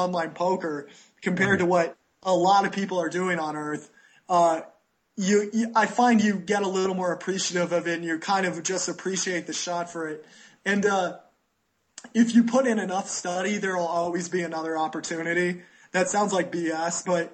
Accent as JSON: {"language": "English", "country": "United States", "moved": "yes", "lives_now": "Costa Rica", "said": "I'm American"}